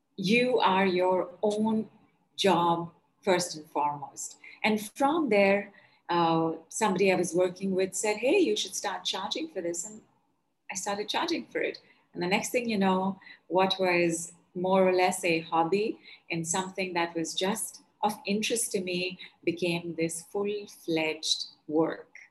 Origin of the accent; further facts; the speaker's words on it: North India, India; I'm from India and I am from North India.